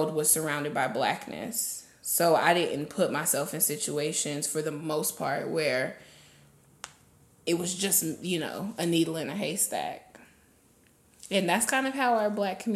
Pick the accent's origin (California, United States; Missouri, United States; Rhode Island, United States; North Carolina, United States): North Carolina, United States; Hickory; also born or lived in Connecticut; now in Charlotte, United States; I am from Connecticut. But I've been in North Carolina for most of my life, so I went to high school in like Hickory, North Carolina, and I moved to Charlotte like 2 years ago